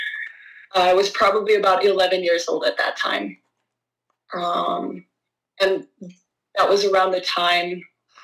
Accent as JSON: {"language": "English", "country": "Norway", "said": "I'm from Norway"}